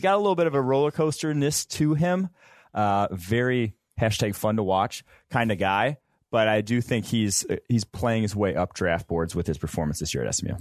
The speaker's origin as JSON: {"language": "English", "town": "Champaign", "region": "Illinois", "country": "United States", "said": "I'm from Champaign, Illinois"}